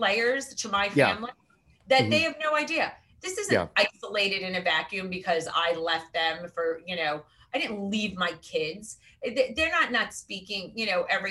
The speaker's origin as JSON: {"language": "English", "area": "Westchester", "region": "New York", "country": "United States", "moved": "yes", "lives_now": "New Jersey, United States", "said": "I am from Westchester originally."}